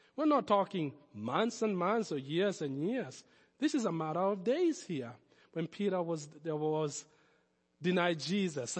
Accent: Nairobi, Kenya; accent: foreign; moved away as an adult; I was born in Nairobi.

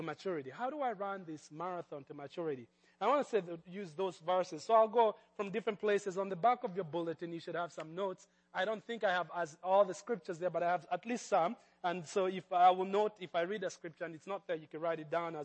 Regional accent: Kenya; moved away; I grew up in Kenya

